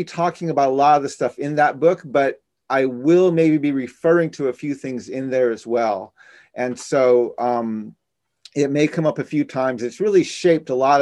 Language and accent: English; Navajo Nation, United States; now in Washington, D.C., United States; in our Navajo culture, we're matrilineal